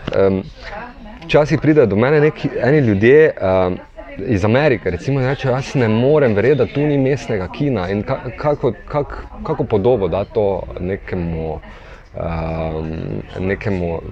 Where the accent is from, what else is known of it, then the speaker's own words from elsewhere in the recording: Maribor, Drava, Slovenia; živim samo kot Marijo Borčani, že celo življenje